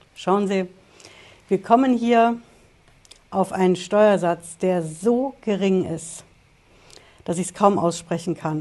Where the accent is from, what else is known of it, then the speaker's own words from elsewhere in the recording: Germany; bei uns in Deutschland